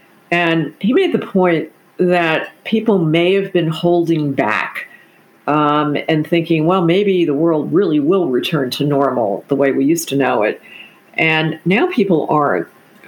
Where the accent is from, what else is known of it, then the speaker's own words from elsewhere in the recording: Texas, United States; And as a Texan, you'll appreciate that.